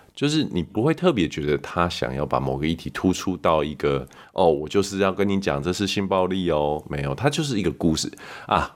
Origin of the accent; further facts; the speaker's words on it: Canada; moved away; 我在加拿大长大的时候，我们很喜欢看有一部剧叫《Friends》